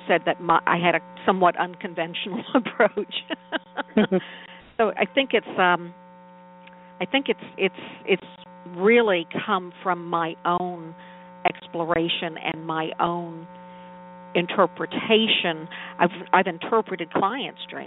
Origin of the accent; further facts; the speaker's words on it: New Orleans, Louisiana, United States; I was born and raised in New Orleans